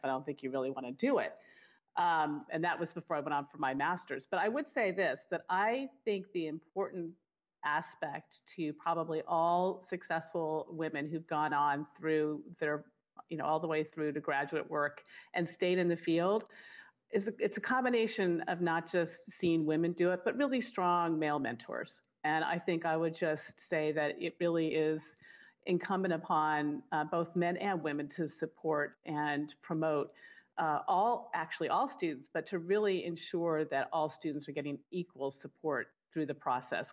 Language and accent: English; Long Beach, California, United States; I grew up in Long Beach, California